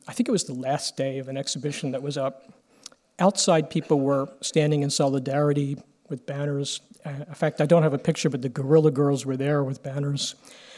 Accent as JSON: {"language": "English", "country": "United States", "said": "As an Irish-American"}